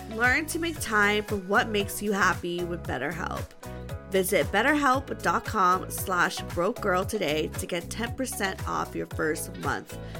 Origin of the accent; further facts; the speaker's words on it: California, United States; we're from California and like I, and also I've been in the Bay Area for like a couple years now